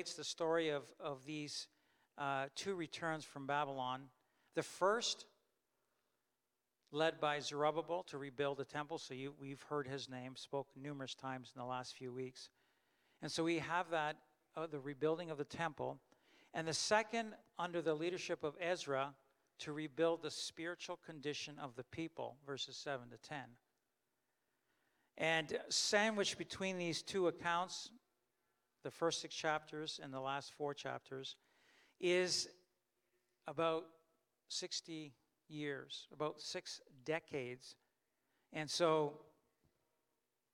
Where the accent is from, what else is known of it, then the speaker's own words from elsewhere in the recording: Canada; I was born in Canada and I grew up in Canada